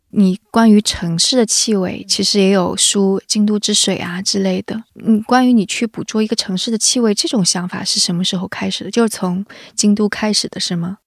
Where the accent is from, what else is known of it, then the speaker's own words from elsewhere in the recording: Jiangsu, China; 我是江苏人